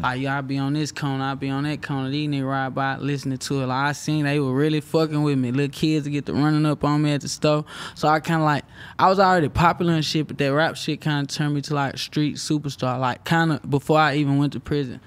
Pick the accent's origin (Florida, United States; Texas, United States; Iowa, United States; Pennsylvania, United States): Texas, United States; Houston; I'm from Houston right down the road.